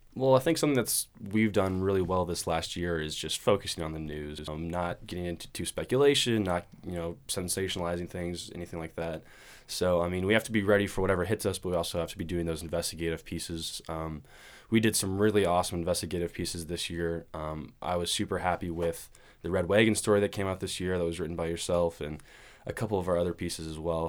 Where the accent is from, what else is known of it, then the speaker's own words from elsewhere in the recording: Portland, Oregon, United States; I'm from Portland, Oregon. Uh, born and raised